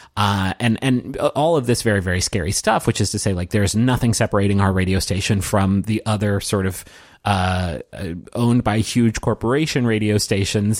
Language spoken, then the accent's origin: English; Huntington, West Virginia, United States; moved away as an adult; I grew up in Huntington, West Virginia. I went to college there, so I spent my first twenty-two years of my life there.